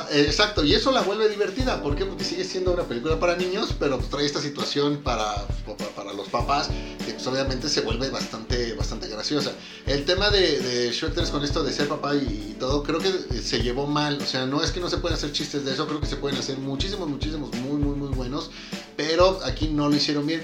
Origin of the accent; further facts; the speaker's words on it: Mexico; siendo mexicano